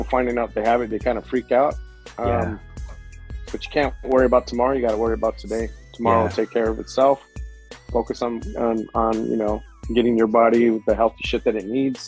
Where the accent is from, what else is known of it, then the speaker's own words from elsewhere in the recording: San Diego, California, United States; I was born at Mercy